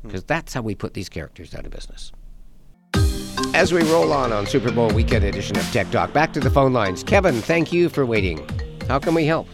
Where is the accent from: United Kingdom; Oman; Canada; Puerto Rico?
Canada; We're Canadian